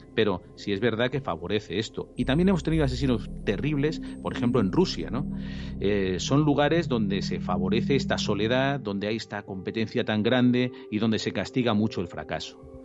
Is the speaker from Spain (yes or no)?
yes; Spain; nosotros en España